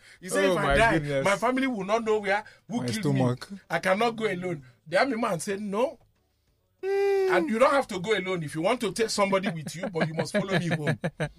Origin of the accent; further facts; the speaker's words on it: Nigeria; I'm a Nigerian. I also work for the government.